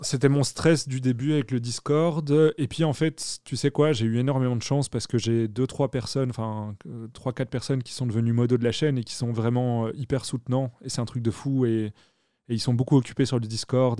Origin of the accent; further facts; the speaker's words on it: Belgium; je suis belge, donc je dis pas Twitch.